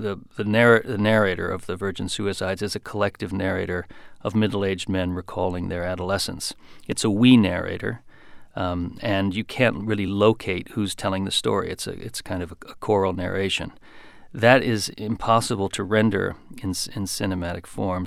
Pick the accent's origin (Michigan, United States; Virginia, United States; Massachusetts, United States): Michigan, United States; Grosse Pointe Park; moved away; also born or lived in Detroit, Michigan; by the time I was four or five, um, we were in, in Grosse Pointe Park, just a few blocks from from the city limits of of Detroit